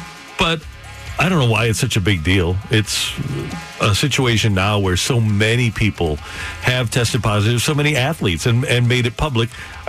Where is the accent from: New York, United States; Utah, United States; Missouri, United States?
Missouri, United States; St. Louis; We're from the Lou.